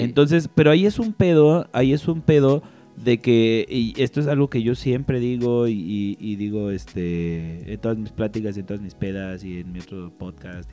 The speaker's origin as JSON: {"language": "Spanish", "country": "Mexico", "said": "yo así como mexicano"}